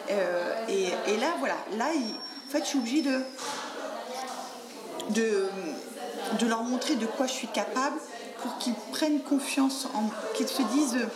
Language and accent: French; France; Parce que moi, je suis pas de Paris, je suis de province. Et donc, les clubs de boxe, ça ne court pas les rues.